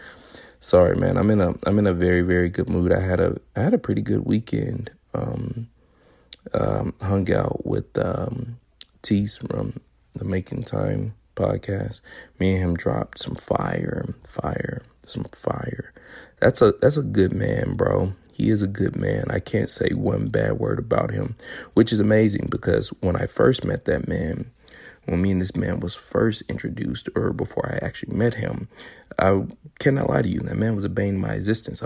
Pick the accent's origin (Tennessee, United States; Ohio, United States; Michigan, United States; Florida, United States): Tennessee, United States; Memphis; moved away; where I'm from, Memphis, Tennessee, to visit my family